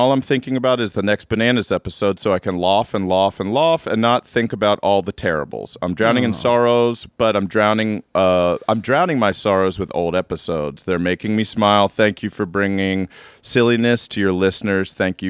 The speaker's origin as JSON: {"language": "English", "region": "Midwest", "country": "United States", "said": "I am from the Midwest."}